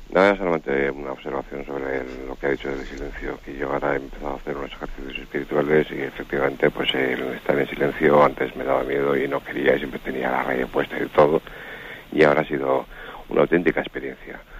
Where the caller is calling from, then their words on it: Madrid, Community of Madrid, Spain; de Madrid.